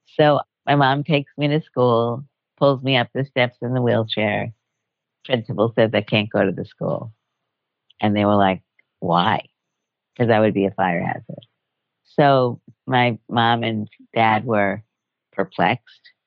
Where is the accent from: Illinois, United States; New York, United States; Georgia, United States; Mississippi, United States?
New York, United States; New York City; now in Washington, D.C., United States; I grew up in Brooklyn, New York